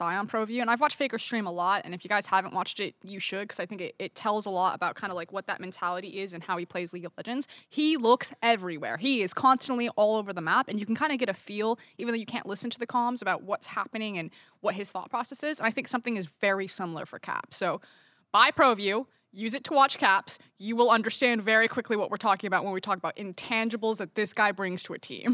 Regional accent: United States; I'm American

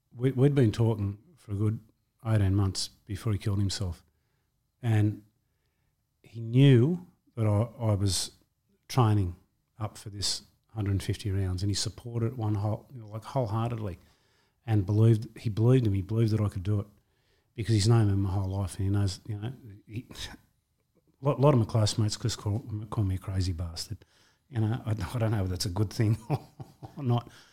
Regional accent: Wentworthville, New South Wales, Australia; I was born in Wentworthville, um, in, uh, August nineteen sixty-two. Uh, um, grew up there

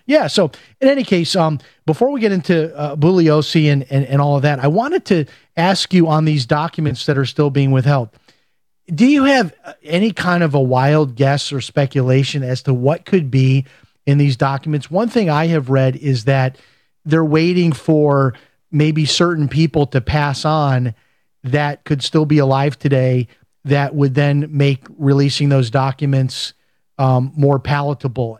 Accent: Chicago, Illinois, United States; I'm from Chicago

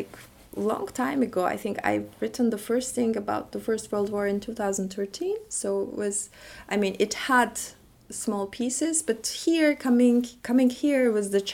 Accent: Istanbul, Turkey; moved away as an adult; also born or lived in Paris / Berlin; I was born and raised in Istanbul. I never lived in another place, even for my PhD

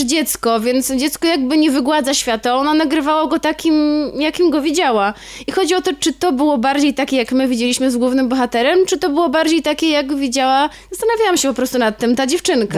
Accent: Warsaw, Masovian Voivodeship, Poland; ja się urodziłam w Warszawie, ale bardzo często od moich rodziców z domu przywożę słoiki

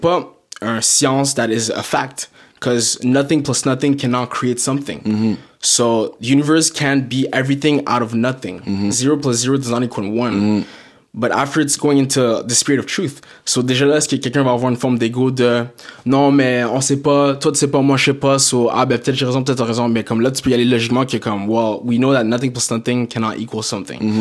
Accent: Blainville, Quebec, Canada; also born or lived in Montreal / Saint-Jérôme / South Shore (Montreal) / Toronto; je suis né à Montréal, d'origine euh, d'origine haïtienne. haïtienne, je suis à Montréal. Euh, j'ai grandi aussi à Blainville

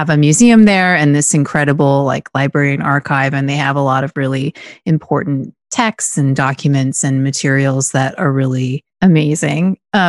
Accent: United States; I'm American.

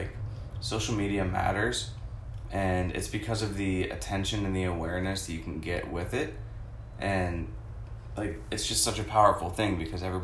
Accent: Pittsburgh, Pennsylvania, United States; also born or lived in California; now in Tampa, United States; I grew up in Pittsburgh. I was born in California, but it doesn't really count because I moved when I was like 2. Pretty much grew up in Pittsburgh, went to the same high school as Alex and Tom

